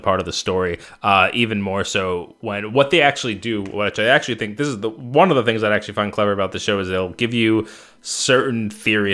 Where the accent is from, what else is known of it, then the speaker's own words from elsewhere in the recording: New York City, New York, United States; growing up on Staten Island where that accent originated